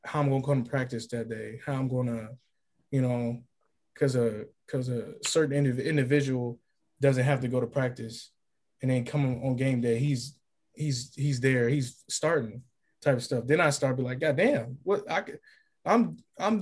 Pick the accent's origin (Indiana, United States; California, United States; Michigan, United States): California, United States; moved away as an adult; also born or lived in Kansas / Illinois; I'm from California.